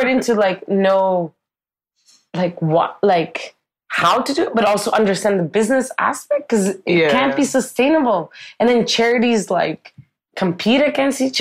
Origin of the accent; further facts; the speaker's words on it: Ottawa, Ontario, Canada; moved away as an adult; now in Guangzhou, China; we're both from Ottawa.